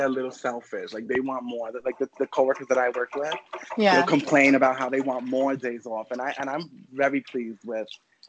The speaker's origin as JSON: {"language": "English", "town": "New York City", "region": "New York", "country": "United States", "said": "I'm from Queens, New York."}